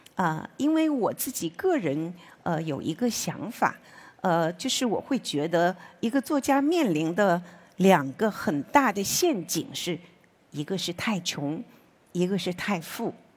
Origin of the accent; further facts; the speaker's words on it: Wenzhou, Zhejiang, China; moved away as an adult; 我十六岁呢，就辍了学，就进这个工厂做了车床操作工